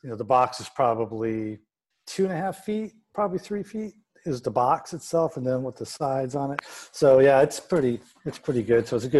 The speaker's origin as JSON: {"language": "English", "region": "California", "country": "United States", "tie": "born or raised there", "moved": "yes", "lives_now": "Phoenix, United States", "said": "I grew up in California, and that was like the style of the 70s in the San Fernando Valley."}